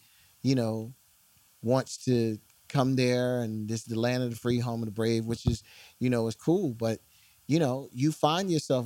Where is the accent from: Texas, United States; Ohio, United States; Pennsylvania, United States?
Pennsylvania, United States; Philadelphia; I am from West Philadelphia, born and raised